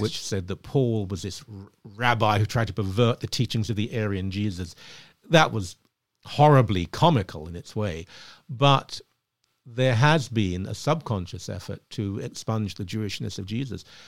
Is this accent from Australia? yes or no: no; Ilford, London, United Kingdom; moved away as an adult; now in Canada; where I grew up, and I grew up in a, in an upper working class place, it was absolutely fine. It was safe, uh, in Ilford.